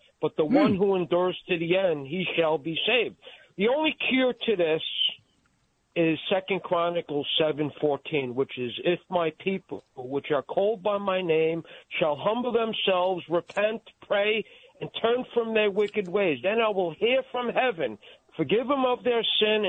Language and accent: English; New York, United States; I grew up in New York.